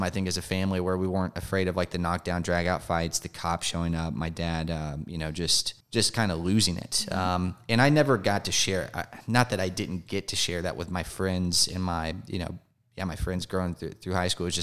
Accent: Marietta, Georgia, United States; I'm a Georgia native. I grew up over in Marietta. Uh, if you're familiar with Cobb County or East

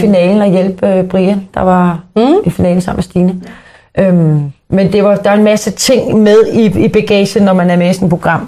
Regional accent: Copenhagen, Capital Region of Denmark, Denmark; jeg er opvokset i Sydhavn

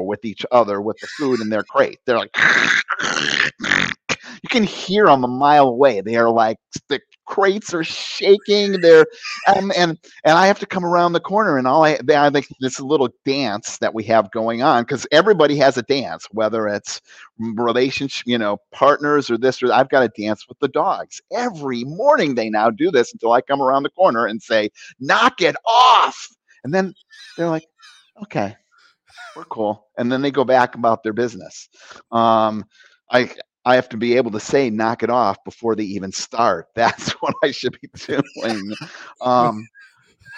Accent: Cleveland, Ohio, United States; I was born in Cleveland

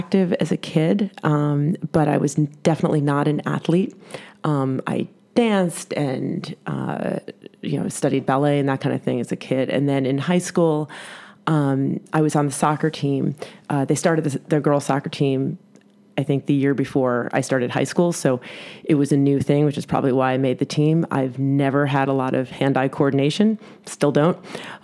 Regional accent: New York City, New York, United States; as a New Yorker

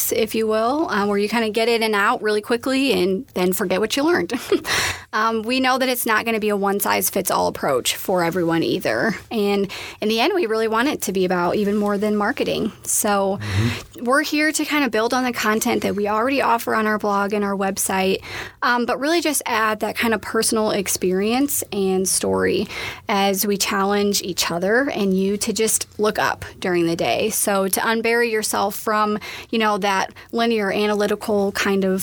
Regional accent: Central Illinois, United States; I am Midwest born and raised. I come from Central Illinois

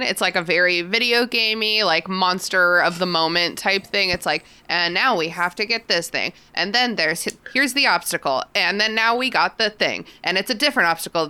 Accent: United States; as an American

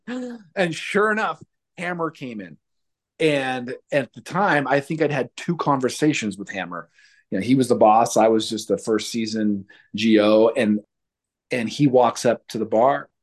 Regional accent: Red Bluff, California, United States; I came from Red Bluff

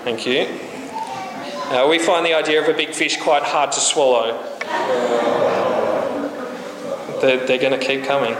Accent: Australia; We're Australian

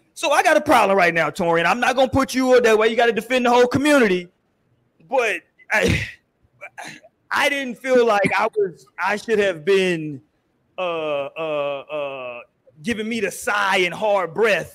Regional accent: Houston, Texas, United States; I'm from Houston. I'm from the South

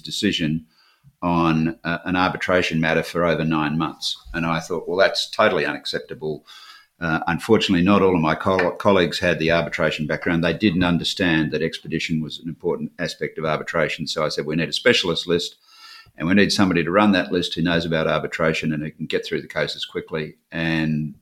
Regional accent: Perth, Western Australia, Australia; growing up in Western Australia

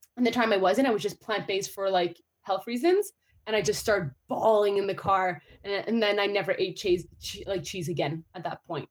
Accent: Ottawa, Ontario, Canada; I'm a fellow Canadian, and I do say A, I do. Um, so I was born in Ottawa, Ontario

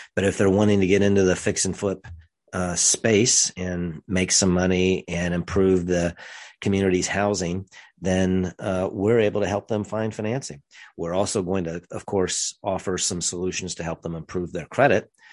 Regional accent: rural central Missouri, United States; grew up in rural central Missouri

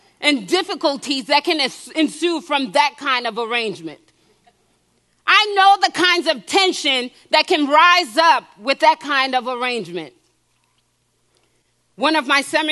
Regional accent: New Jersey, United States; also born or lived in Haiti; I was born in Haiti and I grew up in New Jersey

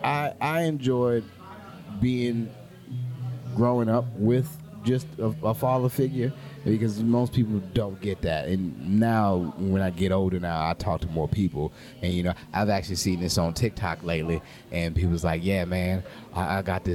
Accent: New Orleans, Louisiana, United States; now in Houston, United States; because I'm from New Orleans, I do have a certain type of accent, but I don't get it until I go other places

